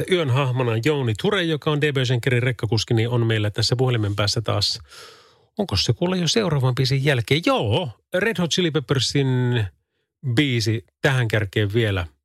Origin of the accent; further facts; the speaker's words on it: Kuopio, North Savo, Finland; Minä olen Kuopiosta päin kotosi.